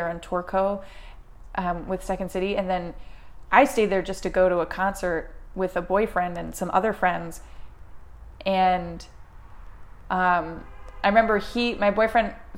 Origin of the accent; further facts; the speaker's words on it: Maryland, United States; I'm from Maryland.